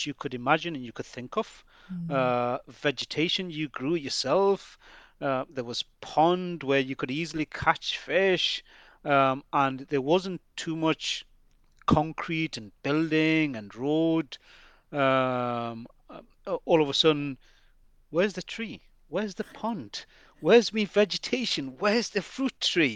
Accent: Newcastle upon Tyne, North East England, United Kingdom; also born or lived in Bangladesh; We Geordies, I do class myself as a Geordie, even though not born in this part of the world

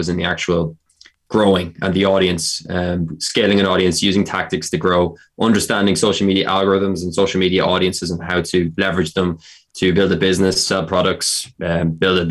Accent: Carlow, County Carlow, Ireland; I'm from Carlow.

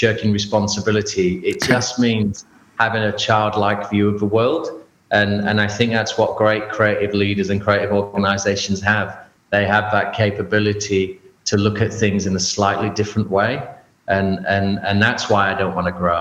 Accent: England, United Kingdom; like every young person growing up in England

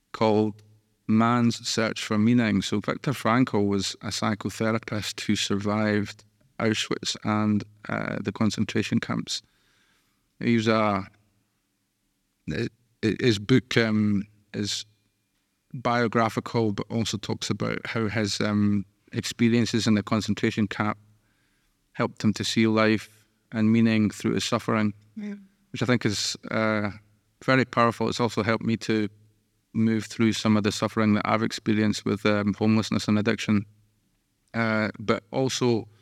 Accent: Musselburgh, Scotland, United Kingdom; I grew up in Musselburgh, which is just a kick of the ball away from Edinburgh

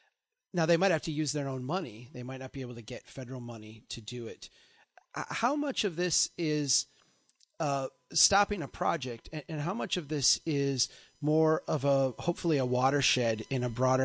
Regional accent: Minnesota, United States; we're neighboring states. I'm from Minnesota.

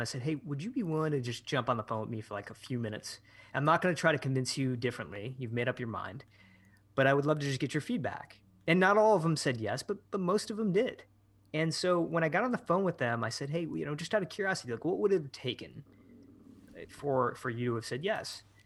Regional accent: Michigan, United States; moved away as an adult; also born or lived in San Francisco; I started to spend more time in my hometown in Michigan, where I, where I am now

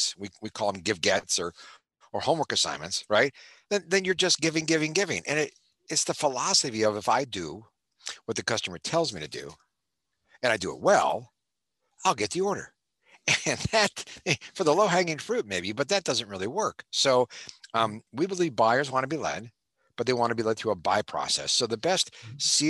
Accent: Cleveland, Ohio, United States; moved away as an adult; now in California, United States; Born and raised in Cleveland, Ohio.

